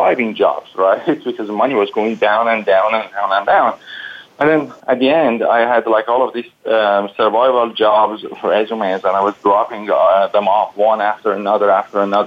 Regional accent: Iran; English is a second language; moved away as an adult

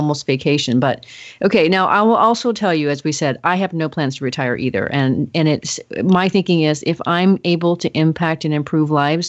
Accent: Oregon, United States; I'm from Oregon. We don't have accents in Oregon

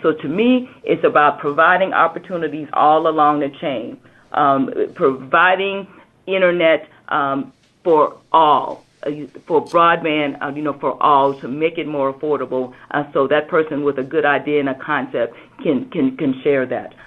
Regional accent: South Carolina, United States; I am from South Carolina and from what we call Hurricane Alley sometimes.

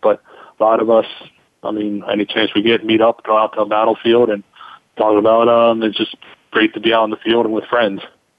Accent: Baltimore, Maryland, United States; I'm from Baltimore. My ancestors fought from the U.S. Army

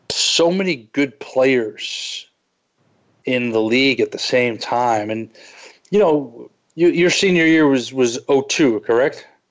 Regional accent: New York, United States; being a New Yorker

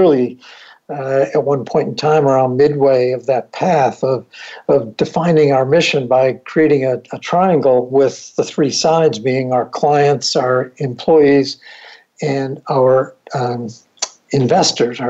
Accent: Buffalo, New York, United States; I grew up in Buffalo, New York

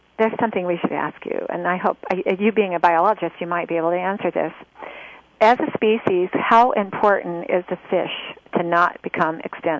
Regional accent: United States; I'm all American, but we are always in a hurry.

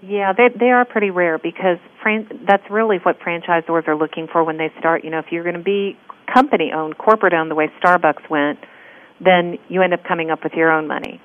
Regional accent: California, United States; now in Texas, United States; I'm from California

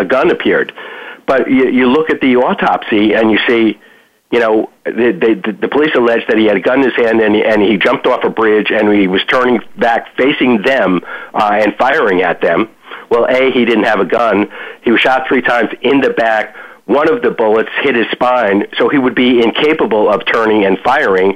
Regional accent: Yonkers, New York, United States; moved away as an adult; also born or lived in Manhattan, New York; now in South Florida, United States; I was actually born in Manhattan. Family moved to Yonkers when I was five. And I lived in Yonkers until 1982 when I moved to South Florida

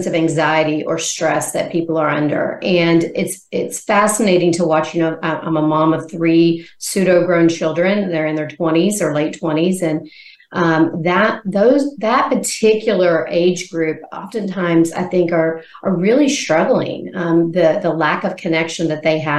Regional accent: Arkansas, United States; moved away as an adult; also born or lived in Missouri / Arizona; now in Nashville, United States; I'm originally from Arkansas

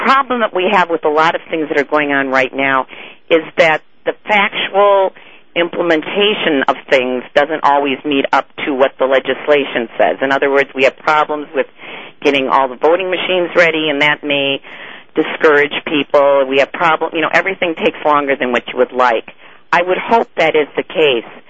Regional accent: Wisconsin, United States; I'm from Wisconsin.

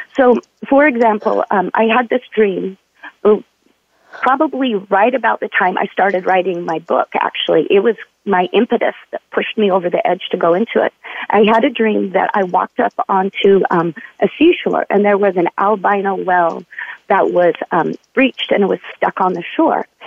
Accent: Utah, United States; also born or lived in California; now in Oregon City, United States; I grew up in Utah.

